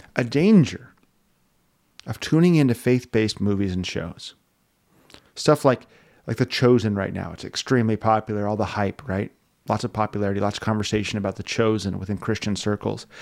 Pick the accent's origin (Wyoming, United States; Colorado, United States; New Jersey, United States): Wyoming, United States; moved away; I'm from Wyoming.